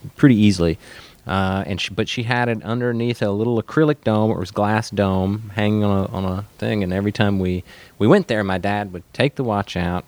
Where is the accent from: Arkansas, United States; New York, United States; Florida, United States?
Arkansas, United States; moved away; also born or lived in northern Louisiana; was born in northern Louisiana, grew up in Arkansas